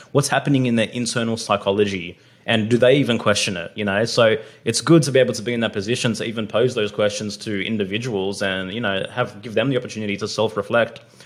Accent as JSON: {"language": "English", "country": "Australia", "tie": "born or raised there", "said": "I was born in Australia"}